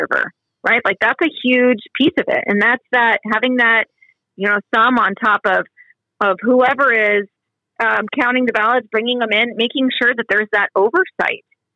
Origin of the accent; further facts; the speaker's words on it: Southwest Washington, United States; moved away; I grew up in Southwest Washington, so I work a lot. It's just over the river from me.